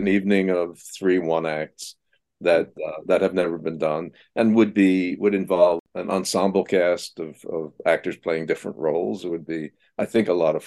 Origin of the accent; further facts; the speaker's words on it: Slingerlands, New York, United States; Slingerland's Players up in where I grew up outside of Albany